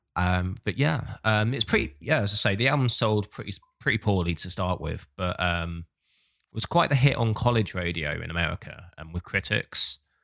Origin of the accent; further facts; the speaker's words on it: Hastings, South East England, United Kingdom; moved away as an adult; also born or lived in Bournemouth; I grew up in Hastings in the South, went to uni in Bournemouth in the South